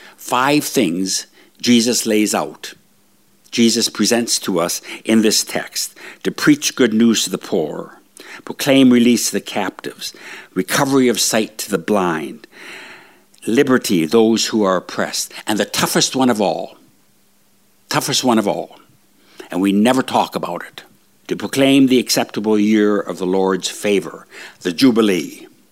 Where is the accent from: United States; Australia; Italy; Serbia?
United States; northern Minnesota; moved away; I'm, my background, my family lineage is all Swede. coming from northern Minnesota